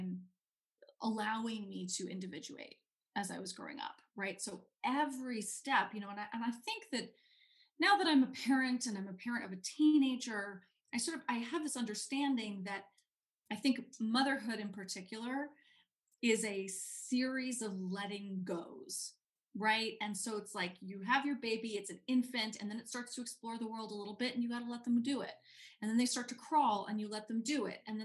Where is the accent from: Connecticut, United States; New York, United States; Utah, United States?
New York, United States; New York City; I grew up in New York City. I grew up in Manhattan on the Upper West Side